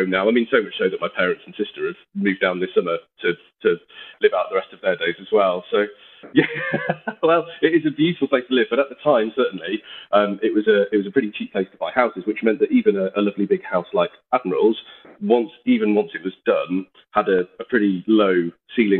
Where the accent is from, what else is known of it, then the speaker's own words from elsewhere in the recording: Yorkshire and the Humber, United Kingdom; being a Yorkshireman that likes the value for money